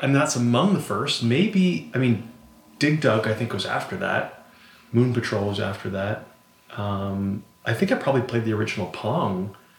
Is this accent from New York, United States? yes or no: no; Montpelier, Vermont, United States; now in Cleveland, United States; in my in my hometown in Vermont, Montpelier